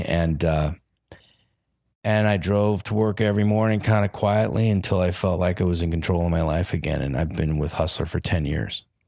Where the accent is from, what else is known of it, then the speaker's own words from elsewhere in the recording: Los Angeles, California, United States; I'm from Los Angeles